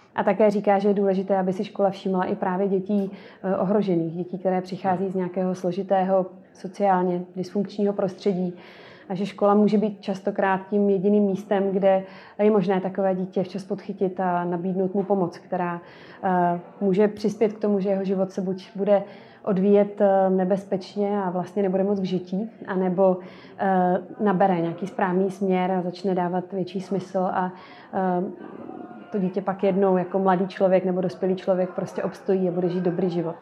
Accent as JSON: {"language": "Czech", "town": "Most", "region": "Ústí nad Labem Region", "country": "Czechia", "tie": "born or raised there", "said": "já pocházím ze severních Čech, z Mostu"}